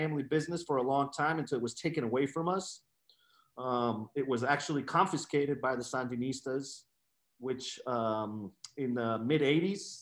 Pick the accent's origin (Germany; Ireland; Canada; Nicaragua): Nicaragua; moved away; I'm originally from Nicaragua. I was born in Nicaragua.